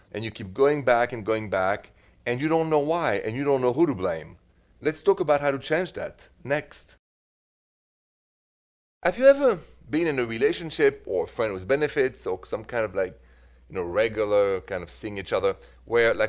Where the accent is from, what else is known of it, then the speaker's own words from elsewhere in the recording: Paris, Île-de-France, France; English is a second language; moved away as an adult; now in Midwest, United States; I am from Paris